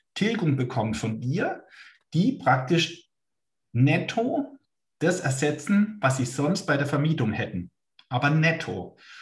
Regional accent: Baden-Württemberg, Germany; ich bin Badener

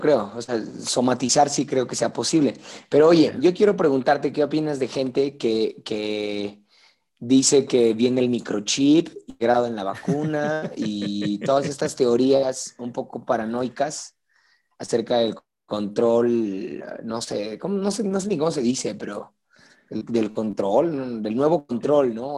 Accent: Mexico

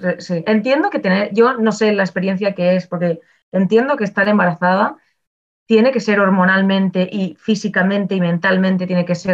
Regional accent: Barcelona, Catalonia, Spain; Yo es que vengo de Barcelona.

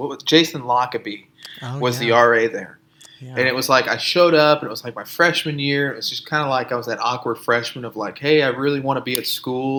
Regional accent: Ohio, United States; moved away as an adult; also born or lived in South Carolina; now in Houston, United States; I grew up, you know this, I grew up in Ohio

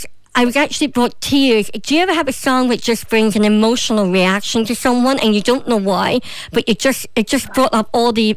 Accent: Derry, Northern Ireland, United Kingdom; moved away; growing up in Derry

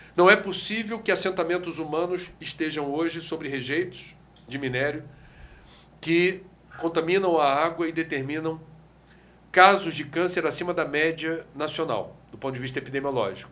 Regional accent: Rio de Janeiro, Brazil; Eu venho do Rio de Janeiro que já teve oito fábricas de sardinha em torno da Baía de Guanabara

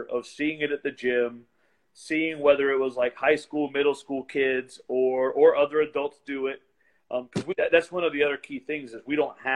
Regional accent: West Virginia, United States; born or raised there

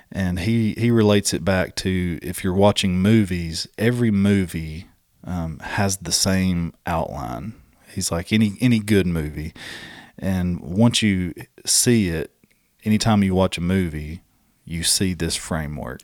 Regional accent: Southeast, United States; It's only because I'm from the Southeast.

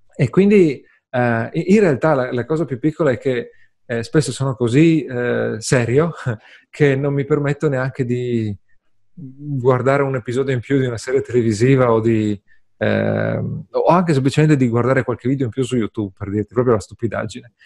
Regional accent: Friuli-Venezia Giulia, Italy; sono friulano, i friulani sono gente triste

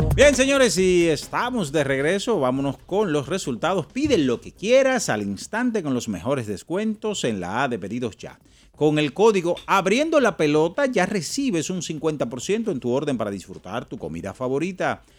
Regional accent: Santo Domingo, Distrito Nacional, Dominican Republic; donde yo me crié, en la Respaldo 16

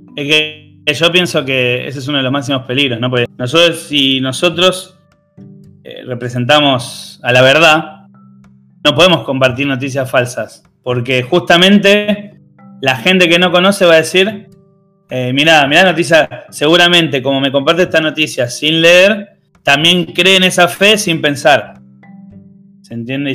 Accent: Argentina; acá en, Argentina

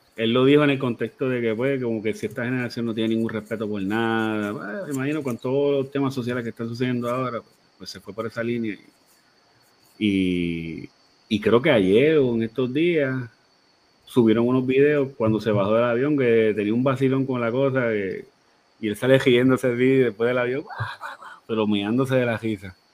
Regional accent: Puerto Rico; nosotros somos una colonia de Estados Unidos.

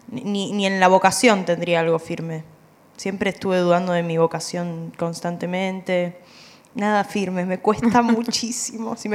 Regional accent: Buenos Aires, Argentina; La verdad que me cuesta acá en Capital, siendo porteña, tanta vorágine

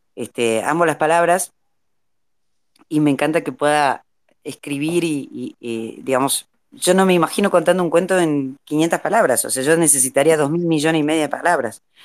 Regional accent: Jujuy, Argentina; a mí me faltan todas las S, chicos, porque yo soy jujeña y no, no, no pronuncio una S

